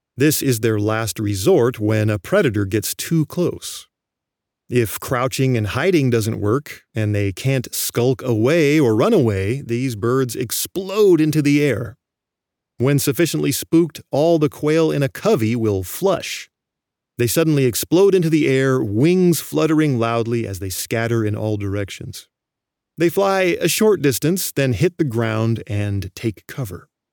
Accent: California, United States; I grew up in California

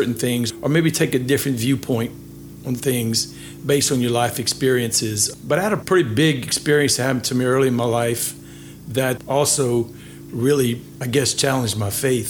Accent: Milton, Louisiana, United States; also born or lived in Lafayette, Louisiana; I actually grew up in Milton, Louisiana, where that's where my roots are

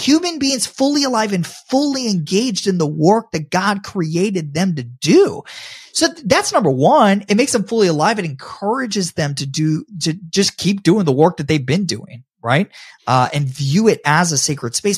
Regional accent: Tampa, Florida, United States; I love my hometown of Tampa, Florida

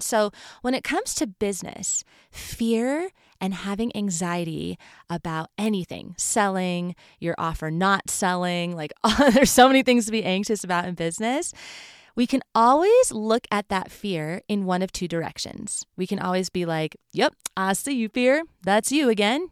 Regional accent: California, United States; moved away as an adult; now in Colorado, United States; I grew up in California, so there's not a real fall in California.

